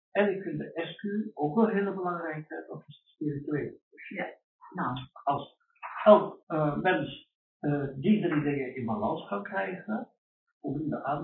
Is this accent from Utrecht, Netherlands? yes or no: no; Rijswijk, South Holland, Netherlands; also born or lived in Suriname; ik kom uit Rijswijk van Den Haag, maar ben natuurlijk niet, niet geboren. Wel groot.